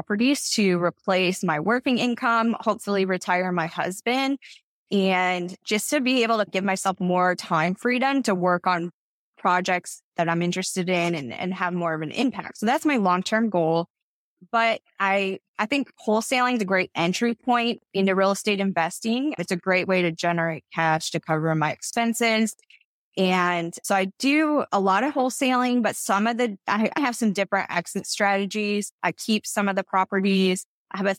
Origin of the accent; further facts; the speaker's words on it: Toledo, Ohio, United States; I'm originally from Toledo, Ohio, so I'm definitely a Midwest girl at heart